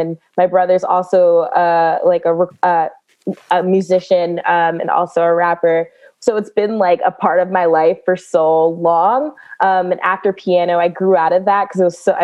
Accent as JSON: {"language": "English", "area": "Prince George's County", "region": "Maryland", "country": "United States", "tie": "born or raised there", "said": "I am born and raised in Prince George's County, Maryland."}